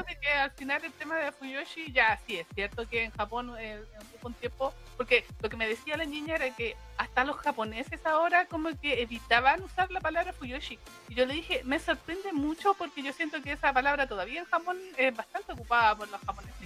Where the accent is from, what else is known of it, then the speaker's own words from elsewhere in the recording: Chile; nosotros hablemos como chilenos